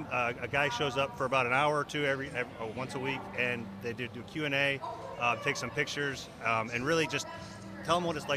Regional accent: Shaker Heights, Ohio, United States; I grew up in Shaker Heights.

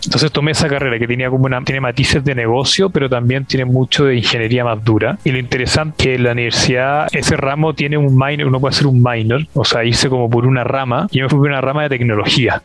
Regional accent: Santiago, Santiago Metropolitan Region, Chile; Nacido y criado en Santiago de Chile.

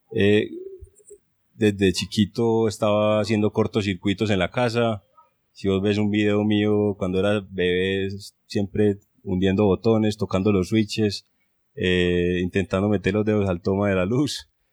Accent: Medellín, Antioquia, Colombia; also born or lived in Grenoble, France; colombiano, soy de Medellín

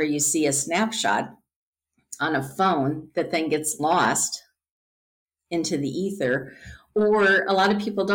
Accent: Midwest, United States; growing up in the Midwest

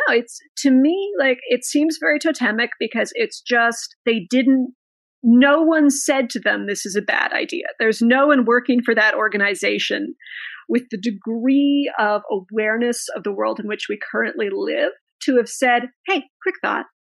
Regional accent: Canada; Growing up, my mother always put, we had, you know, stamps with the Queen on them because it's Canada.

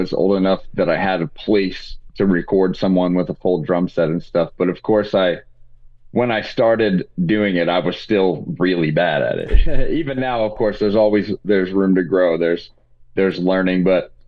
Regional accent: Indiana, United States; now in Colorado Springs, United States; I was from Indiana.

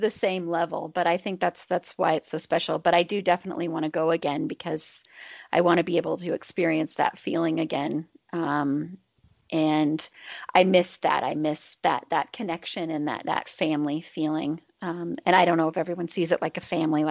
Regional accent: Denver, Colorado, United States; also born or lived in Boulder; I grew up here in Denver

